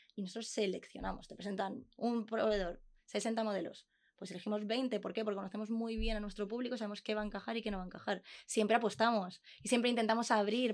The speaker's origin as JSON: {"language": "Spanish", "town": "Consuegra", "region": "Castilla-La Mancha", "country": "Spain", "said": "nosotros somos de Consuegra, un pueblo de Toledo"}